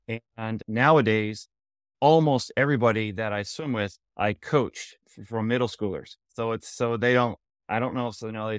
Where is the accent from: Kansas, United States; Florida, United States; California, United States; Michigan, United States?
Florida, United States; I grew up in South Florida. I was on a club called Plantation Swim Team.